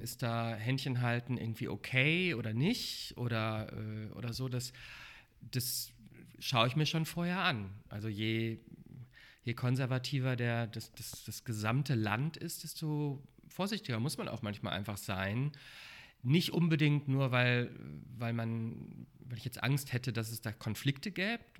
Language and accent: German; Sauerland, North Rhine-Westphalia, Germany; now in Berlin, Germany; Ich bin aus, vom Dorf. Ähm, ich komme aus dem Sauerland, aus Nordrhein-Westfalen kleines, kleine Stadt im Sauerland